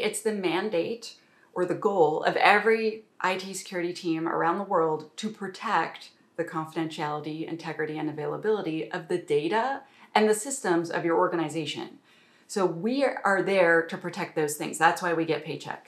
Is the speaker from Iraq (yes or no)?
no; Canada; I'm a Canadian